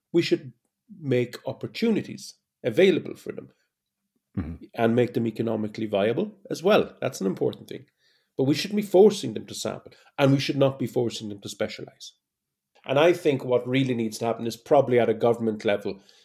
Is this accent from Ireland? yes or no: yes; Ireland; as an Irishman